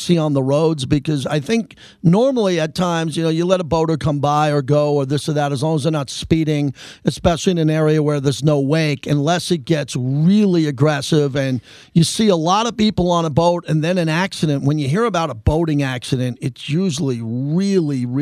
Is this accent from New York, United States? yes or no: yes; Long Island, New York, United States; growing up as a young boy in Long Island, New York, playing Little League